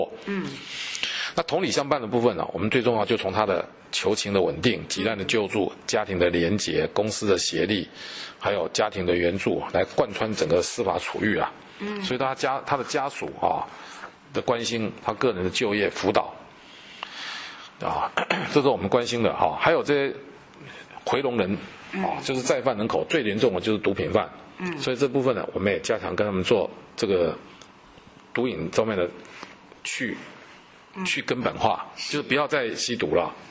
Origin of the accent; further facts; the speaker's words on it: Taiwan; 这个一路上跟这些犯罪被害人在一起啊，我们啊深深感受到我们台湾人民的爱心啊。